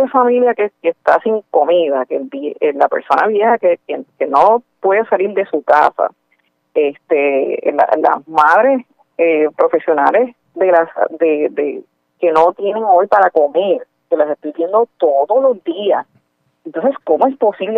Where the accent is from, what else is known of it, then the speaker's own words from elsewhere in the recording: Puerto Rico; somos puertorriqueños y puertorriqueñas